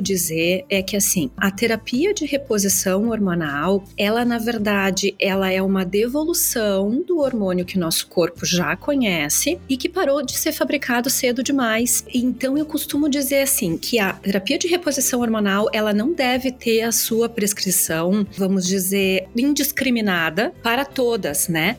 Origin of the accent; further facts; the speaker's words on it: Caxias do Sul, Rio Grande do Sul, Brazil; moved away as an adult; now in Melbourne Beach, United States; Eu sou de Caxias do Sul, na Serra Gaúcha, mas há seis anos eu me mudei